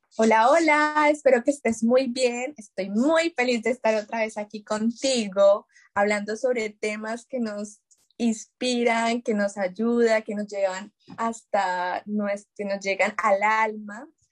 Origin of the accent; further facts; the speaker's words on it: Colombia; moved away as an adult; now in France; yo estoy en Francia, pues somos colombianas